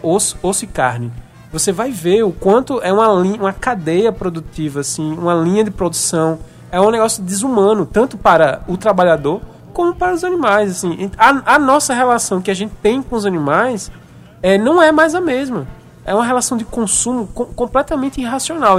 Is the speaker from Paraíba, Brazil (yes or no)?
yes; Paraíba, Brazil; eu é, sou nordestino, paraibano